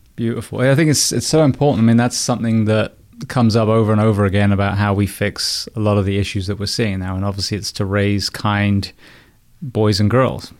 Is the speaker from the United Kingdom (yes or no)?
yes; England, United Kingdom; now in United States; an Englishman in the U S